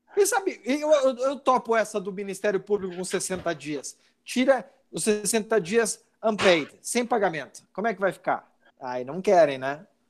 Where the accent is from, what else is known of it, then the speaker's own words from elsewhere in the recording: Rio Grande do Sul, Brazil; also born or lived in São Paulo; Eu sou gaúcho, minha família fica no Rio Grande do Sul, eu venho toda segunda a São Paulo para trabalhar